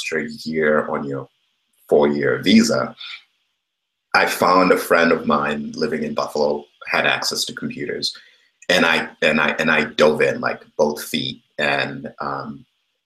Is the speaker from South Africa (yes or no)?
no; Kenya; moved away; I grew up in Kenya